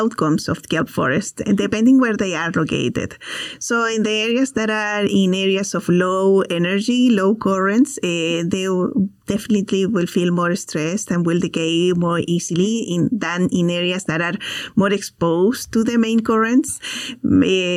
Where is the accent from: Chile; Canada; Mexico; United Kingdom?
Chile; moved away; I am also from Chile